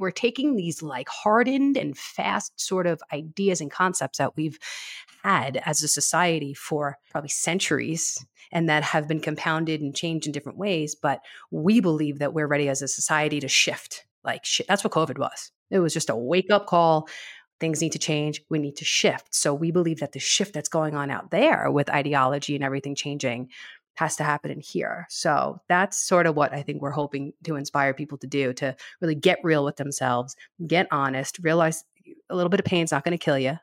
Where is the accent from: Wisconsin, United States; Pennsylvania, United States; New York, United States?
New York, United States; South Shore of Long Island; accent: New Yorker; moved away as an adult; also born or lived in Brooklyn / Manhattan; now in Castle Rock, United States; I was born and raised in the South Shore of Long Island